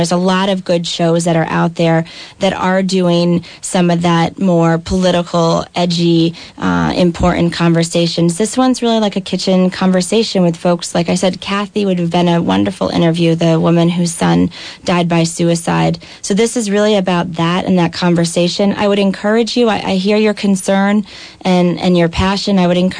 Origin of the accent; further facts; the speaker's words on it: Worcester, Vermont, United States; also born or lived in Montpelier, Vermont; I grew up in Worcester, Vermont. I live in Montpelier, Vermont now.